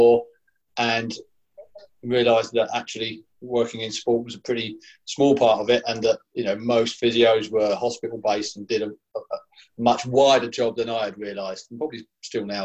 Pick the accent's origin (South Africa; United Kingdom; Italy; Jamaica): United Kingdom; Essex, East of England; I was certainly a teenager growing up in Essex